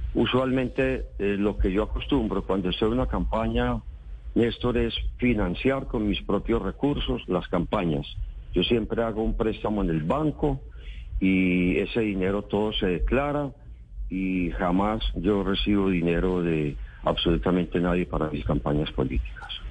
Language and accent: Spanish; Antioquia, Colombia; yo soy un dirigente antioqueño